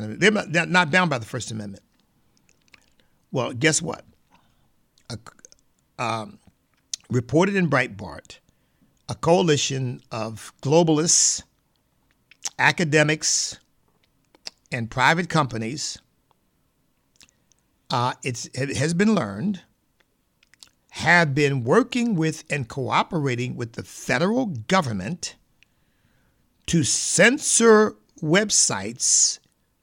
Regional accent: Pennsylvania, United States; I grew up in Pennsylvania

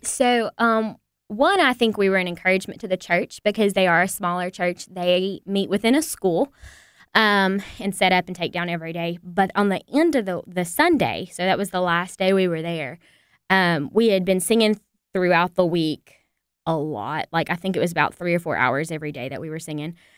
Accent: the Bible Belt, United States; we grew up in the Bible Belt and we have churches on every corner

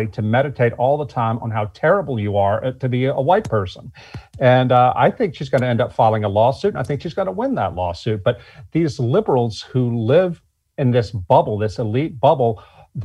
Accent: Deep South, United States; now in Baton Rouge, Louisiana, United States; I was raised in the Deep South, born in 1967, after Jim Crow was over

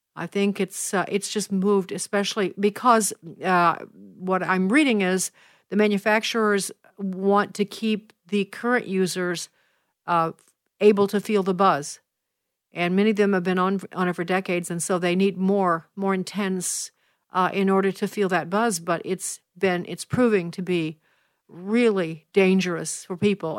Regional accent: Chicago, Illinois, United States; moved away; my hometown of Chicago

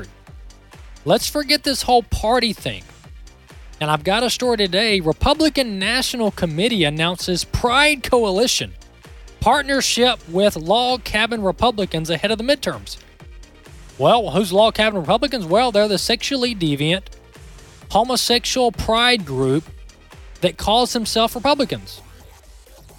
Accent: Mississippi, United States; the state of Mississippi, my home state here

